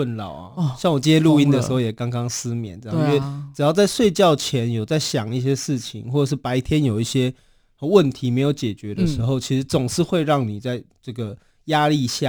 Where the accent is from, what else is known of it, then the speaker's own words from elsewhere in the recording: Taoyuan, Taiwan; moved away; also born or lived in Taipei; 我自己也是读书的时候在台北也待了十几年，嗯嗯嗯，我算一算也十年的时间才回到桃园这样子。